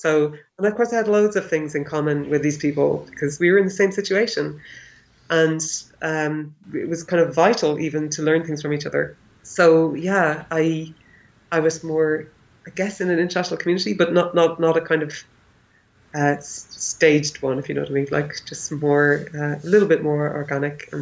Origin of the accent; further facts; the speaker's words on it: Ireland; first language English; moved away as an adult; also born or lived in India / Austria / Northern Ireland; now in Leipzig, Germany; growing up in Ireland in the 80s